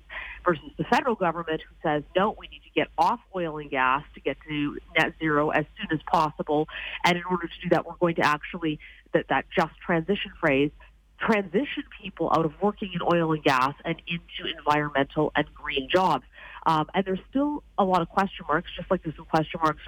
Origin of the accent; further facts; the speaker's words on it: Alberta, Canada; now in Ontario, Canada; I'm here in Ontario, but I'm from Alberta